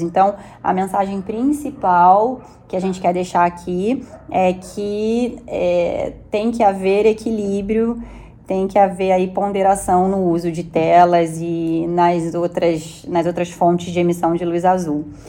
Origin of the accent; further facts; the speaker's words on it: Rio de Janeiro, Brazil; now in São Paulo, Brazil; eu sou carioca